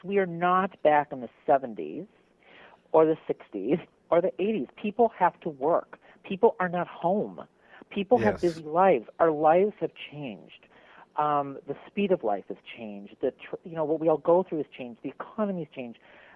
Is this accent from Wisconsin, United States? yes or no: yes; Milwaukee, Wisconsin, United States; moved away; I'm from Milwaukee, Wisconsin originally